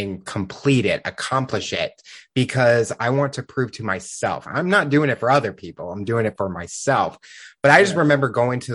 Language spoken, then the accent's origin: English; Midwest, United States; I'm from the Midwest